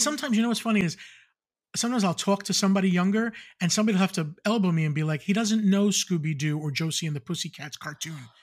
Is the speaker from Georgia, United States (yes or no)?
no; Long Island, New York, United States; growing up in Long Island